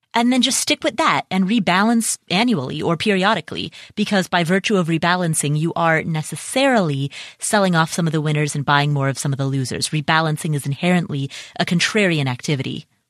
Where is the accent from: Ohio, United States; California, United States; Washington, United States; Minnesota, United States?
Ohio, United States; Cincinnati; Cincinnati, Ohio, which, by the way, is my hometown.